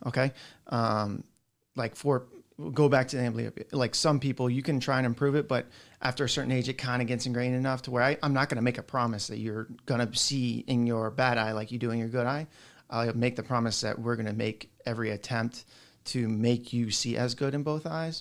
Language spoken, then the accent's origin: English; South Florida, United States; I grew up down in South Florida